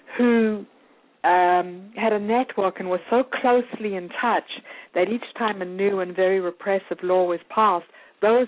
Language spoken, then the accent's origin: English; South Africa; now in United States; as a white South African growing up